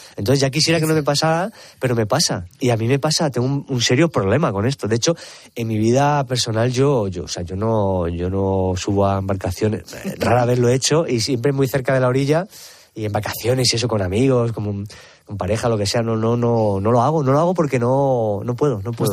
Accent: El Provencio, Castilla-La Mancha, Spain; es un pueblo en el que yo he nacido, he crecido

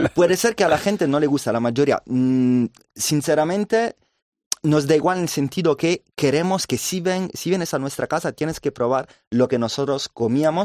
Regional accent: Caserta, Campania, Italy; Spanish is a second language; now in Madrid, Spain; Nosotros somos de Nápoles, más bien alrededor de Nápoles, muy cerca, se llama Caserta

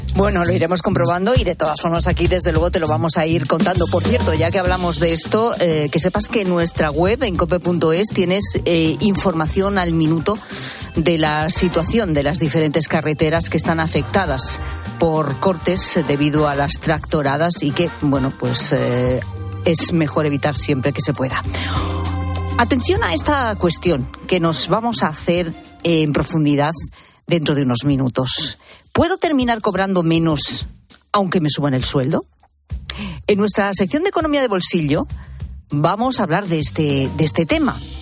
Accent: Zamora, Castile and León, Spain; en Tierra de Lobos, en la Sierra de la Culebra, efectivamente, en, en mi tierra, en Zamora

